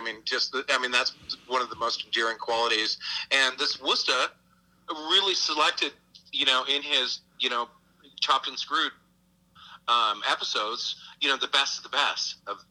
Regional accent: West Coast, United States; And I'm from the West Coast.

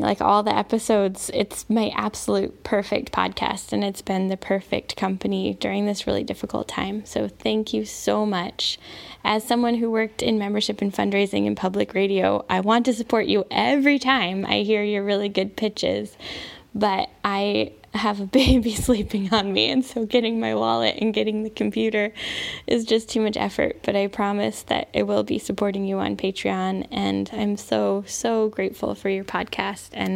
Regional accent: United States; moved away as an adult; also born or lived in France / North Carolina; now in Casablanca, Morocco; We're both American, but we met in France

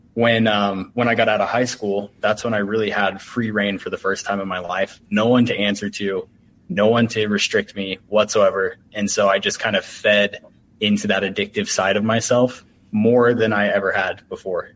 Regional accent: Utah, United States; I'm from Utah

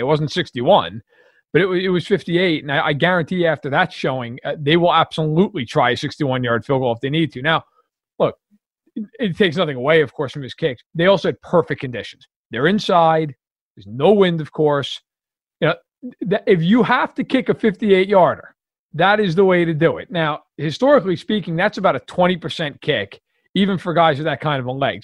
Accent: New York, United States; I grew up in New York

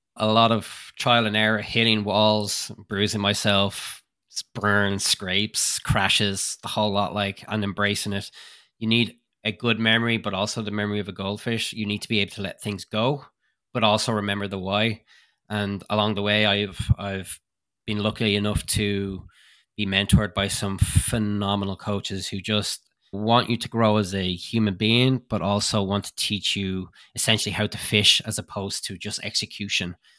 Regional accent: Ireland; moved away as an adult; now in Lake Placid, United States; I moved over from Ireland to be closer to the Lake Placid training facility

